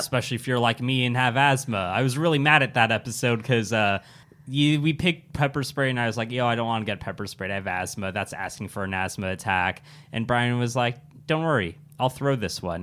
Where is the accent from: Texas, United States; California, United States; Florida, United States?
California, United States; Irvine; also born or lived in Simi Valley; I grew up in Irvine